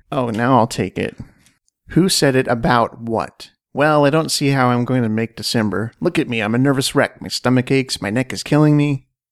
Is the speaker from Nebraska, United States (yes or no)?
no; Washington, United States; I was born in Washington State.